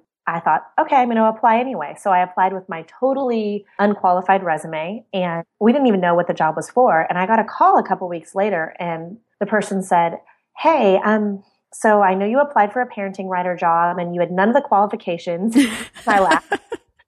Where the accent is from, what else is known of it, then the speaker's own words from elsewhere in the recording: Central Oregon, United States; I grew up in Central Oregon, which was wonderful